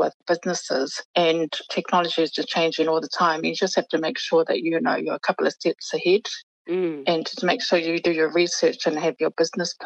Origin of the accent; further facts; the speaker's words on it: New Zealand; we were born and raised in New Zealand, and our parents were advised, you know, to speak English to us growing up.